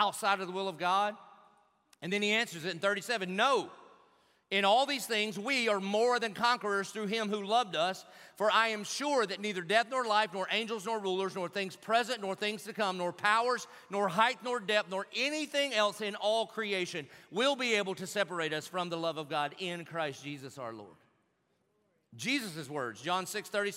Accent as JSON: {"language": "English", "town": "Jacksonville", "region": "Florida", "country": "United States"}